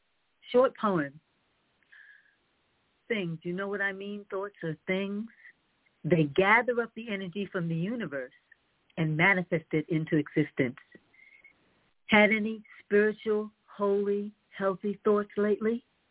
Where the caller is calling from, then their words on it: Raleigh, North Carolina, United States; Assalamu alaikum. … I'm calling from Raleigh, North Carolina.